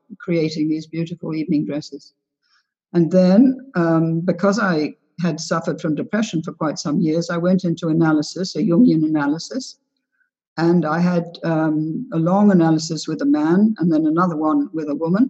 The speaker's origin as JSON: {"language": "English", "region": "England", "country": "United Kingdom", "tie": "born or raised there", "also_born_or_lived": "United States / London", "said": "I'm 3/4 American. My mother was American, and my father's mother was American. And I was brought up in England and in America during the war"}